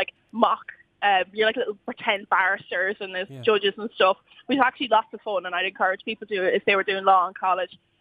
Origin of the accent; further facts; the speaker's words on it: Marshalltown, Leinster, Ireland; I'm from Marshalltown, so just outside Enniscorthy.